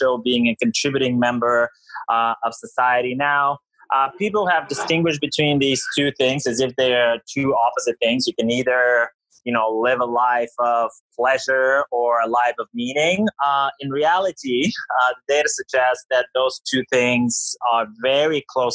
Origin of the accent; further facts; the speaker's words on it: Bulgaria; moved away as an adult; also born or lived in United States / England / Greece / Canada; I'm from Bulgaria originally. I grew up in Bulgaria. You know, I moved to the United States for college.